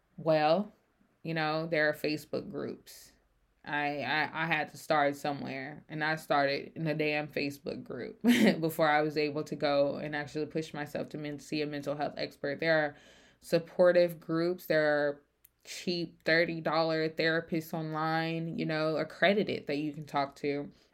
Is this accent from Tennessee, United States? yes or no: yes; Memphis, Tennessee, United States; moved away as an adult; I grew up in Memphis, Tennessee